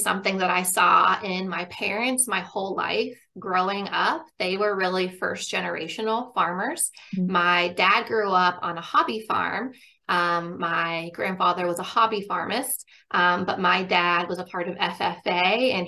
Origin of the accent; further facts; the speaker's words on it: Pennsylvania, United States; I grew up in Pennsylvania, and my family had a pig farm